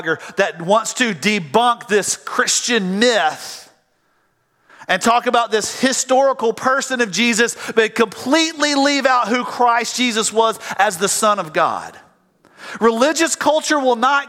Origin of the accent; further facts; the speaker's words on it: the South, United States; I'm from the South.